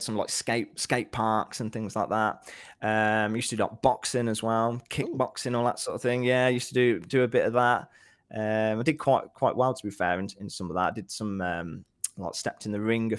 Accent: Nuneaton, West Midlands, United Kingdom; Nuneaton, yeah.

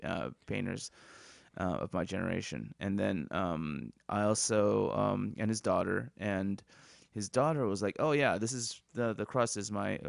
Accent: San Luis Obispo, California, United States; Okay, you know, I grew up in San Luis Obispo, I went to school in San Luis Obispo, and they had a pizza place called Woodstock's Pizza.

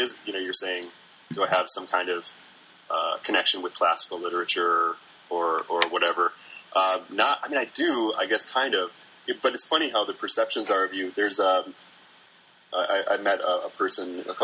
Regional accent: North Midwest, United States; I do identify with being a North Midwesterner

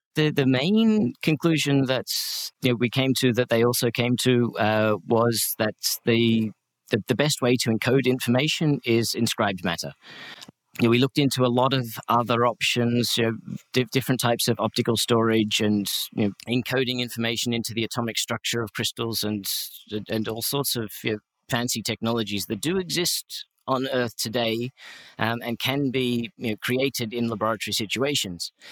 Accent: Australia; I'm Australian.

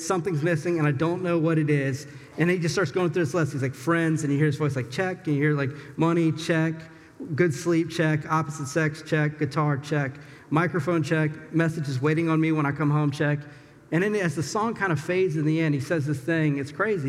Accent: the South, United States; moved away; I'm from the South.

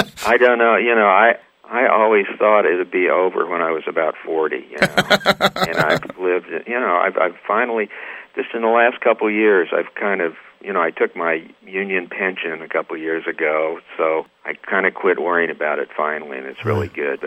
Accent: Troy, Missouri, United States; born or raised there; moved away as an adult; also born or lived in Texas / Los Angeles / Nashville

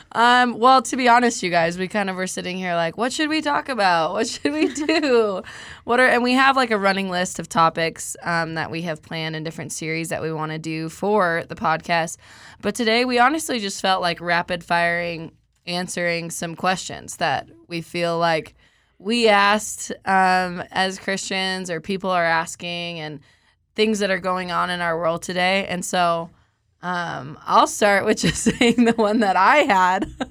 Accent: Colorado, United States; I'm from Colorado

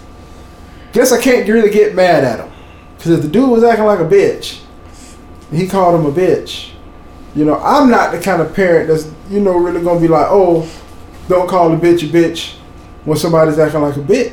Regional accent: Bradenton, Florida, United States; I grew up in a beach community. I'm from Bradenton

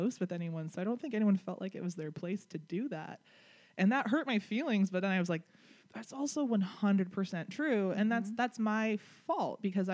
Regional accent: Chicago, Illinois, United States; moved away; I'm originally from Chicago

